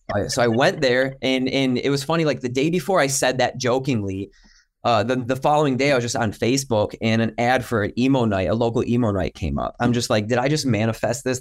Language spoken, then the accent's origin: English; Detroit, Michigan, United States; growing up in Michigan, the Detroit area